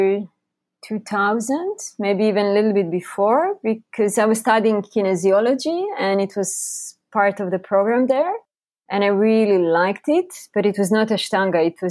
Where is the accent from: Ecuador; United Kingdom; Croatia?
Croatia; also born or lived in Bali; now in Costa Rica; I'm originally from Croatia